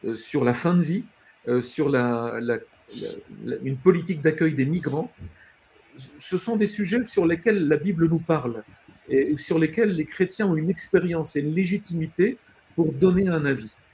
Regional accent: France; nous, en tant que Français

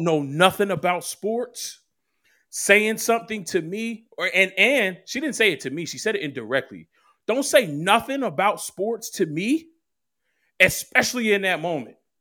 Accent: Philadelphia, Pennsylvania, United States; moved away as an adult; now in New Jersey, United States; I was born and raised in Philly

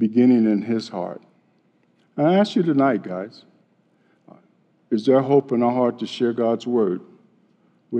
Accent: Chicago, Illinois, United States; growing up in Chicago

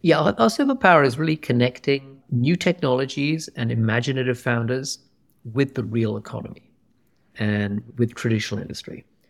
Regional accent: England, United Kingdom; moved away as an adult; also born or lived in Pakistan; now in Silicon Valley, United States; I grew up in England.

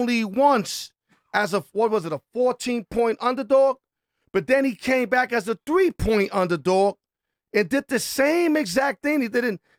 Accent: New York, United States; And I'm from New York, too

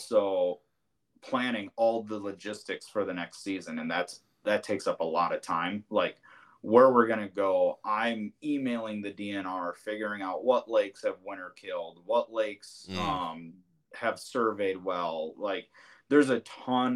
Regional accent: Bloomington, Minnesota, United States; moved away as an adult; now in New Prague, United States; I'm from Bloomington is where I grew up

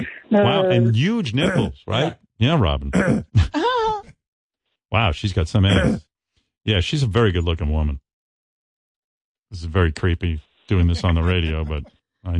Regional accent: United States; I'm an American.

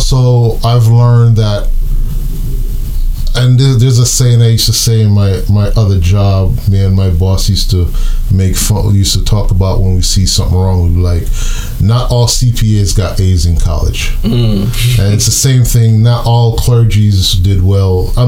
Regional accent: Jamaica; moved away; also born or lived in New York; I'm Jamaican.

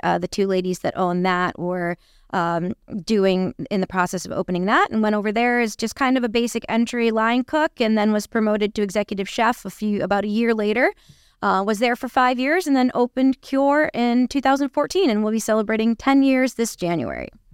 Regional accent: Seacoast, New Hampshire, United States; born and raised, uh, salt of this earth right here.

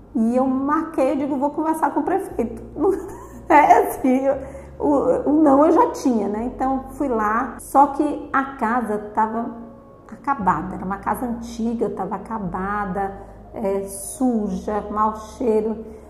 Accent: São Paulo, Brazil; now in Itabuna, Brazil; eu nasci em São Paulo

